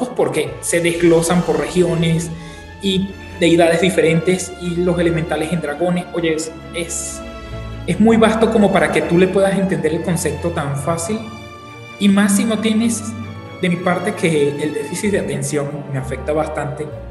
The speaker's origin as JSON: {"language": "Spanish", "country": "Venezuela", "moved": "yes", "lives_now": "Mexico", "said": "soy venezolano, actualmente resido en México."}